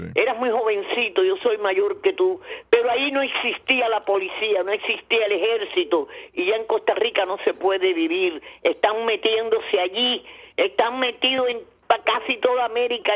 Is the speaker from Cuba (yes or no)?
yes; Cuba; also born or lived in Venezuela; now in United States; como cubana, como ciudadana de este país, como haber vivido en Venezuela